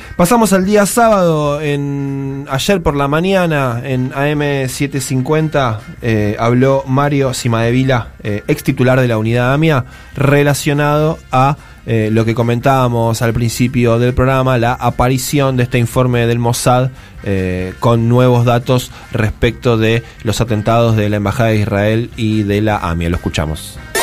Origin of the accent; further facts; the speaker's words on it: Buenos Aires, Argentina; los porteños